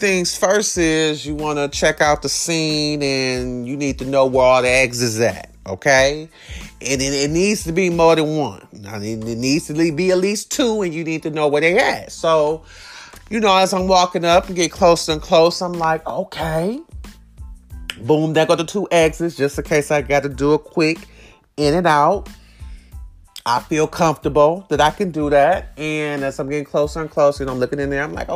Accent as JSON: {"language": "English", "town": "Detroit", "region": "Michigan", "country": "United States", "said": "I'm from Detroit, we hustle"}